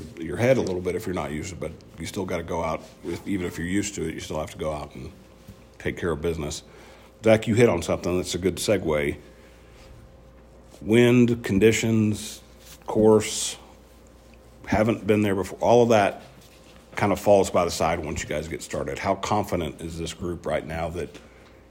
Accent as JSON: {"language": "English", "region": "Kansas", "country": "United States", "also_born_or_lived": "Louisiana", "moved": "yes", "lives_now": "Lubbock, United States", "said": "I'm from Kansas originally"}